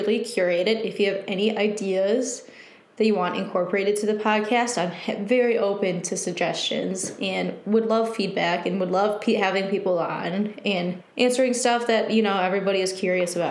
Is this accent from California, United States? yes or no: no; Michigan, United States; born and raised in Michigan. I now live in Detroit